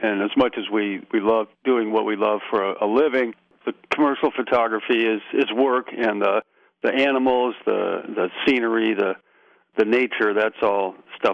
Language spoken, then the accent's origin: English; Nebraska, United States; moved away; I grew up in Nebraska